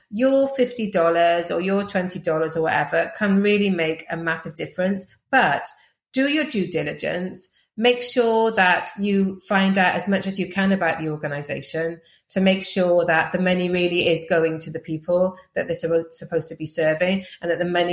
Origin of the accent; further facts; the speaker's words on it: Welsh, Wales, United Kingdom; also born or lived in Uganda; I'm Welsh and I'm a woman